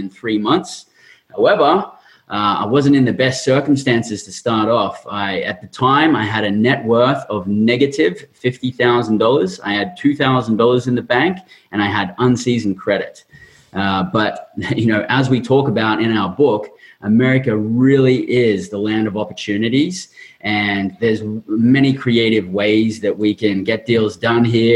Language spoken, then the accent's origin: English; Queensland, Australia; moved away as an adult; now in Southern California, United States; I grew up in Australia, blue-collared family, blue-collared environment